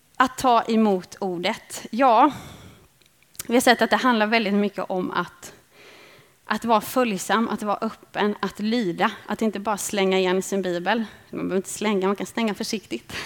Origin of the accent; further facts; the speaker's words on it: Småland, Sweden; Jag växte upp i Småland